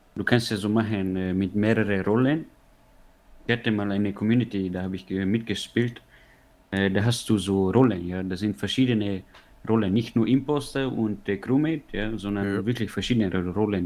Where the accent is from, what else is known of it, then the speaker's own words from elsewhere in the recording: Tyrol, Austria; ich bin ja gebürtiger Tiroler